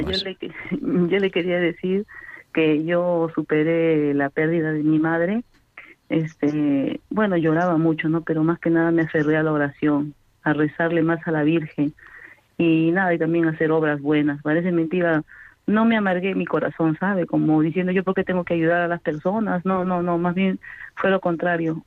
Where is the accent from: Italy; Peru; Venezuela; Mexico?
Peru; moved away; yo como soy de Perú